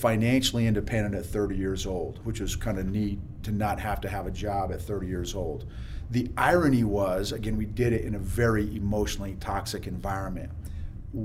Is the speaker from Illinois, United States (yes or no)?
yes; Illinois, United States; moved away as an adult; I grew up in Illinois